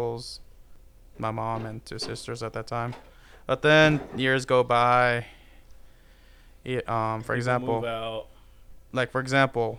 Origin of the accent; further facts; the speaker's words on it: Santa Ana, California, United States; also born or lived in East Los Angeles / Huntington Beach; And I was raised in pretty much my whole life in Santa Ana.